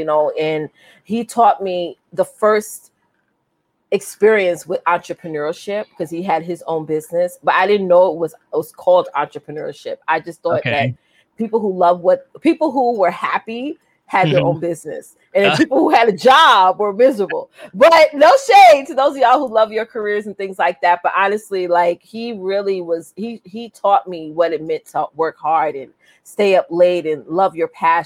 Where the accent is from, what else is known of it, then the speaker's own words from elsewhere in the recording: Westbury, New York, United States; I was born and raised in Westbury, Long Island